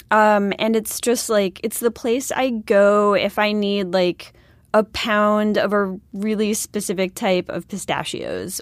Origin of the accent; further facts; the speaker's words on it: Buffalo, New York, United States; I'm from Buffalo